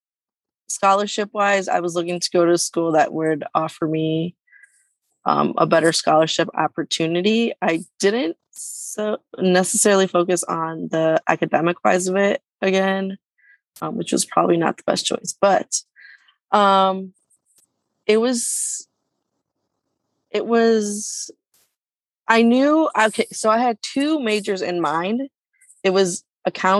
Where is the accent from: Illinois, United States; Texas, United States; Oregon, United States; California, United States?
Illinois, United States; Hanover Park; I am from Hanover Park, Illinois